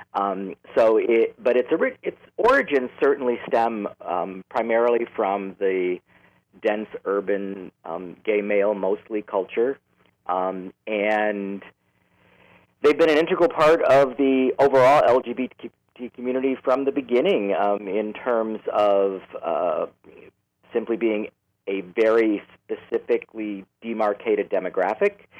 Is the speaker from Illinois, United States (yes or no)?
yes; Chicago, Illinois, United States; also born or lived in Los Angeles; now in San Francisco, United States; I grew up in Chicago. I was born in the city, raised in the southern suburbs, and then at some point moved back into the city